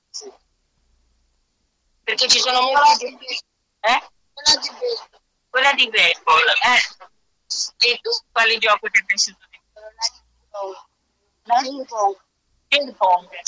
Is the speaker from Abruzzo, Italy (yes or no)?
no; Livorno, Tuscany, Italy; Sono da Livorno.